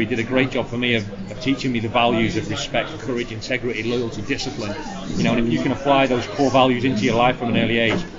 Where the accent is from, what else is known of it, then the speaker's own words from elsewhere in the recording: Blackpool, North West England, United Kingdom; my journey growing up in Blackpool to where I am today